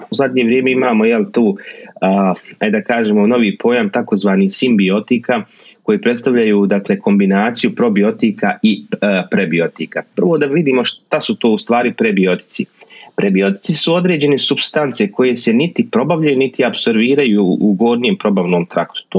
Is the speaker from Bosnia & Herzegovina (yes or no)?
yes; Bosnia & Herzegovina; kod nas u Bosni